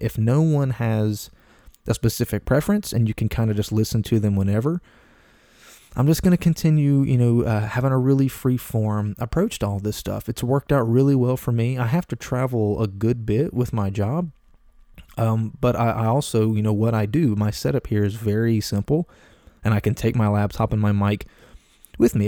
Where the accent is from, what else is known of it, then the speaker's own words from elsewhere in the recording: Appalachia, United States; I'm a Southern guy. I'm a mountain, I'm a mountain guy. I'm from Appalachia. I was born and raised in the mountains.